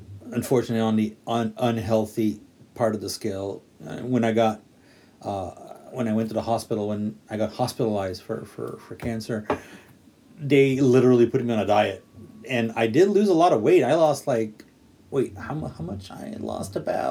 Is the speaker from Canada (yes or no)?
yes; Quebec, Canada; now in Japan; I'm from Quebec, Canada